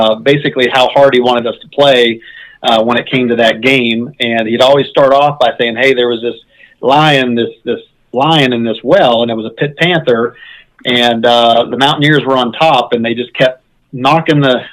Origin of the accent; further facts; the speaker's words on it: Wheeling area, West Virginia, United States; my hometown